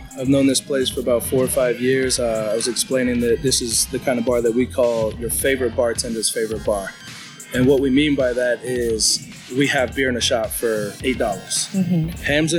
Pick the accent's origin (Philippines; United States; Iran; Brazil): Philippines; I have to do it just to prove I'm Filipino.